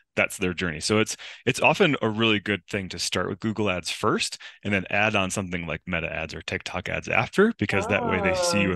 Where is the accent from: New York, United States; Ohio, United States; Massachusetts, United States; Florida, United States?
New York, United States; outside of Buffalo; also born or lived in Southern California / Los Angeles; now in Mammoth Lakes, United States; I grew up outside of Buffalo, New York